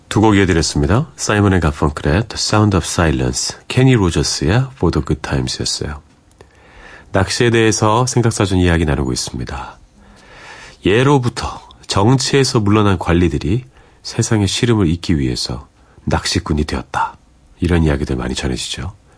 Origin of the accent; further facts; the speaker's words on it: Seoul, South Korea; 저는 이제 서울에서 온 그런 초등학생이었고 제 동생도 서울에서 온 초등학생이었는데